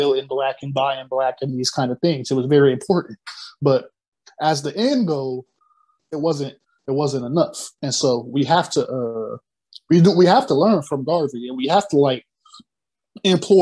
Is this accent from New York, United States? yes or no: no; Akron, Ohio, United States; my hometown, I come from Akron